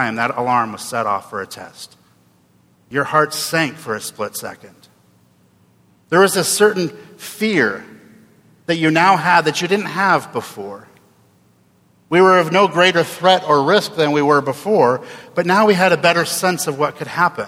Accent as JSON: {"language": "English", "region": "Oregon", "country": "United States", "tie": "born or raised there", "also_born_or_lived": "Jackson, Tennessee", "said": "I was born and raised in Oregon"}